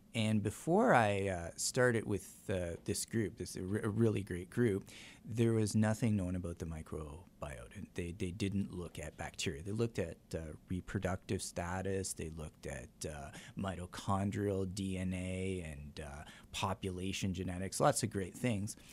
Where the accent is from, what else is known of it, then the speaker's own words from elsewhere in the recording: Canada; now in La Crosse, United States; I'm Canadian